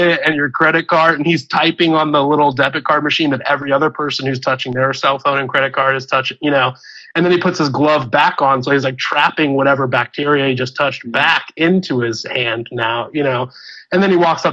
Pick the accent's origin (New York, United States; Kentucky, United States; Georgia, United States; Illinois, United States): Illinois, United States; moved away; also born or lived in California; I was originally from Illinois